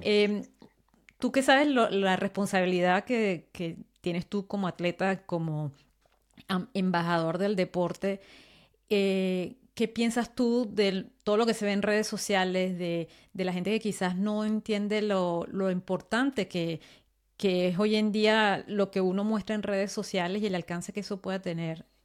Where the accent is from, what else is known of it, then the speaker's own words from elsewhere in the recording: Venezuela; now in France; yo vivo en Francia, pero yo vengo de Venezuela